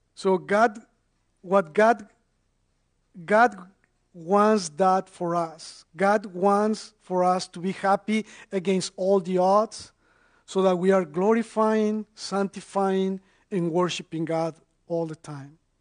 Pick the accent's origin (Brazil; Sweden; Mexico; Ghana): Mexico; now in North Carolina, United States; I, am originally from Mexico and, and I've been in the United States since 2003. So, so I'm an immigrant